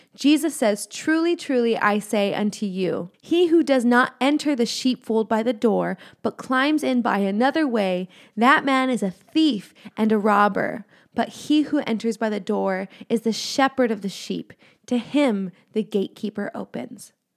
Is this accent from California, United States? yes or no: yes; Los Angeles County, California, United States; I am from Los Angeles County.